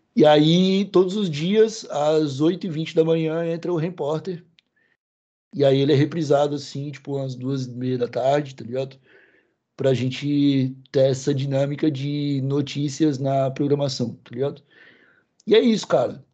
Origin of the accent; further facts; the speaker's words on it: Santa Catarina, Brazil; A gente, a gente é sulista